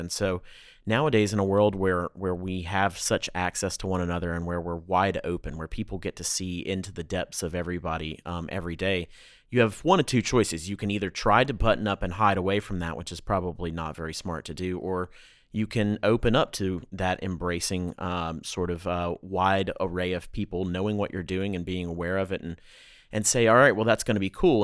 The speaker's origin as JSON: {"language": "English", "town": "Atlanta", "region": "Georgia", "country": "United States", "tie": "born or raised there", "said": "I grew up in the South. My family's five generations now in the South"}